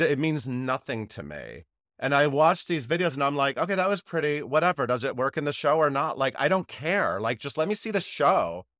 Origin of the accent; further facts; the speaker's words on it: Connecticut, United States; moved away as an adult; also born or lived in New York City; I grew up in Connecticut, so I traveled to Broadway often on the Metro North train from New Haven.